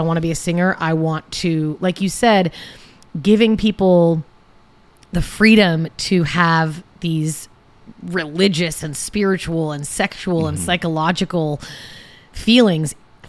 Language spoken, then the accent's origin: English; Seattle, Washington, United States; now in California, United States; I grew up doing theater and then I moved to California from Seattle to become an actress.